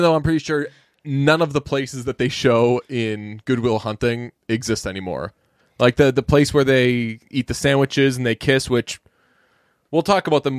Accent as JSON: {"language": "English", "area": "Boston area", "region": "Massachusetts", "country": "United States", "tie": "born or raised there", "said": "as a, uh, native of the Boston area, I always feel weird saying, like, I'm from Boston. I'm from, like, ten minutes outside of Boston"}